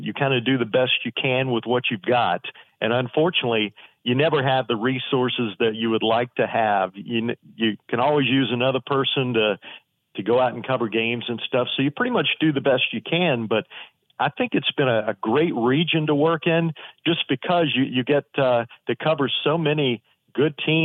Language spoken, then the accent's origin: English; Danville, Virginia, United States; moved away as an adult; now in Lynchburg, United States; I'm from Danville originally, and working in Lynchburg an hour away was perfect for me